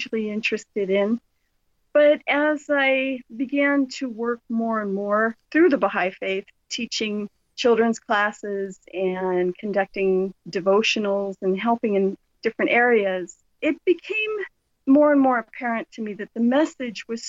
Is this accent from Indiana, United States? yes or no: no; Southern California, United States; I grew up in Southern California